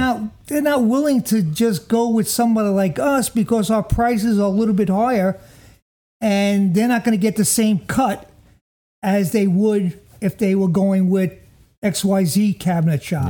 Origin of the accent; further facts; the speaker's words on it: Jersey City, New Jersey, United States; I come from Jersey City